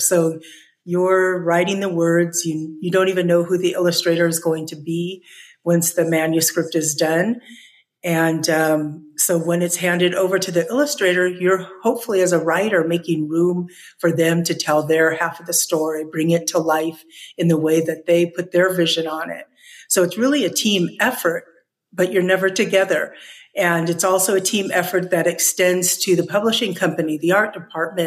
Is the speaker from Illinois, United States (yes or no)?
no; California, United States; now in Albuquerque, United States; I grew up in California